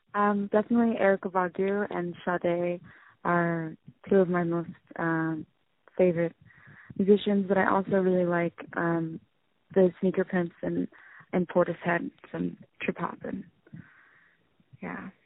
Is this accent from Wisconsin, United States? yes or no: no; San Francisco, California, United States; I'm originally from San Francisco in the Haight Ashbury